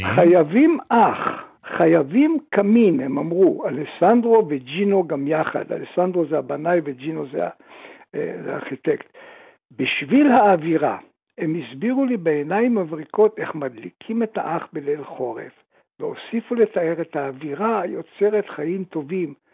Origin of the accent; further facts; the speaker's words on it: Tripoli, Libya; moved away; גם אני נולדתי שם